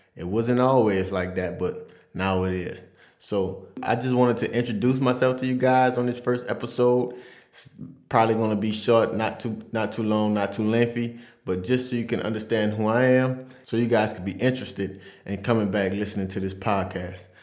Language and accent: English; Louisiana, United States; moved away as an adult; now in France; I'm from Vassar, Louisiana. It's a small country town right outside of New Orleans, about forty minutes away.